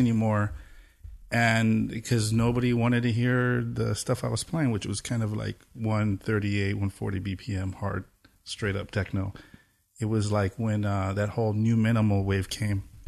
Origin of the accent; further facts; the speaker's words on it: Pomona, California, United States; I grew up in Pomona, so it's like, it's the last East L A city